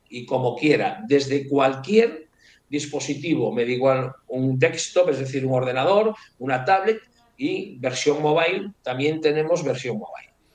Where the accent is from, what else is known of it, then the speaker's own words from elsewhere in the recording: Ourense, Galicia, Spain; now in Madrid, Spain; me iré a vivir a Orense, que yo soy de Orense